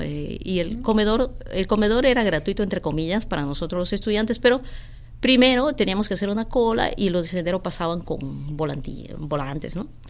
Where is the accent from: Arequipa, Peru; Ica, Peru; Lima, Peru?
Lima, Peru; moved away as an adult; also born or lived in Puerto Rico; Mi papá eh, era de Tarapoto, mi mamá de Moyobamba y vinimos a vivir aquí en Villa María cuando yo tenía dos años